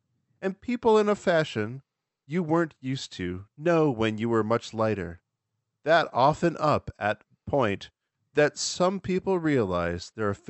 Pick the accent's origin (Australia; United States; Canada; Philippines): Canada; I'm from Canada. Good evening from Canada, y'all.